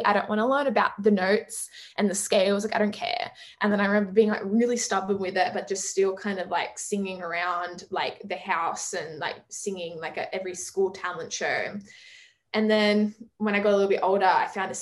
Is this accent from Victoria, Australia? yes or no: no; Sydney, New South Wales, Australia; I'm from Sydney. Everything takes an hour.